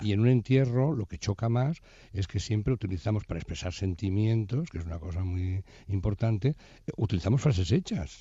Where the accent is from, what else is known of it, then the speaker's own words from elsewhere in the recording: Barcelona, Catalonia, Spain; Somos de Barcelona